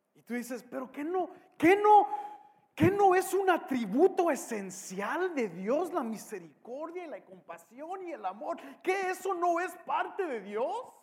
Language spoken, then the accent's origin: Spanish; Mexico; soy mexicano